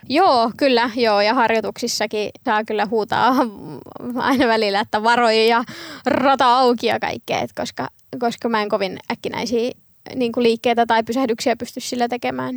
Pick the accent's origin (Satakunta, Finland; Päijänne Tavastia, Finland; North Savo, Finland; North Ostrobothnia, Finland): Satakunta, Finland; Vampula; oon kasvanut Vampulassa, satakunnassa pienessä kylässä nykyään Huittisten kaupunkiin kuuluu